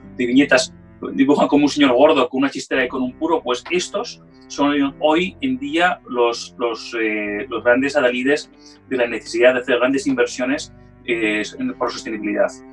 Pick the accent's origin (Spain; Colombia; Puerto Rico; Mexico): Spain; now in London, United Kingdom; como español